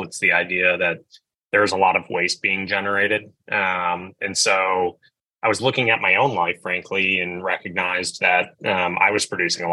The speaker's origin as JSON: {"language": "English", "town": "Belmont", "region": "Massachusetts", "country": "United States", "tie": "born or raised there", "said": "I'm from Boston, Massachusetts. I grew up in a small town just outside called Belmont"}